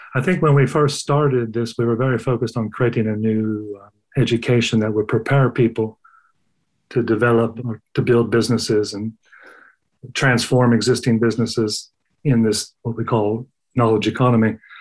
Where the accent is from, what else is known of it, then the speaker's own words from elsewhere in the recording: United States; moved away as an adult; also born or lived in Sweden; I grew up in the United States